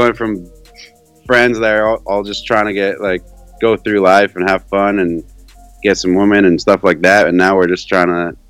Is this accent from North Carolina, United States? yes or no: no; Des Moines, Iowa, United States; I grew up in Des Moines